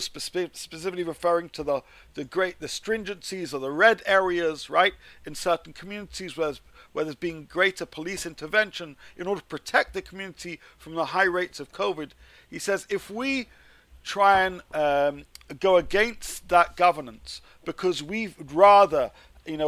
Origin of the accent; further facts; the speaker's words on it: United Kingdom; I've always felt as a British Jew